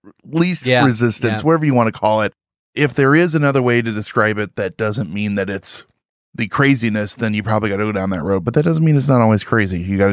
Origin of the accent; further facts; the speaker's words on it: New York City, New York, United States; Well, I'm from New York, so I wear socks when it's cold outside.